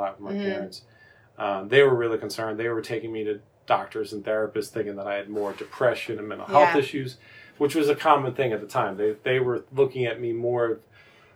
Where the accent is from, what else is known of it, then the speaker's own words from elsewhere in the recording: Philadelphia, Pennsylvania, United States; I grew up right outside of Philadelphia